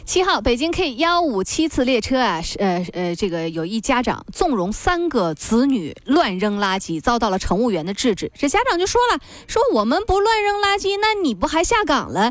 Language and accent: Chinese; China; 你这就是我们中国人吃的你做不来